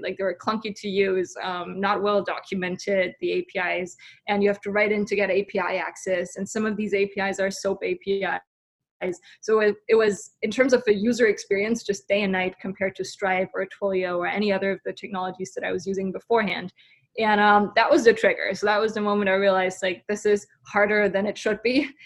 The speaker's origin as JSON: {"language": "English", "country": "Germany", "moved": "as an adult", "lives_now": "San Francisco, United States", "said": "So I'm originally from Germany, came over to San Francisco roughly six, seven years ago."}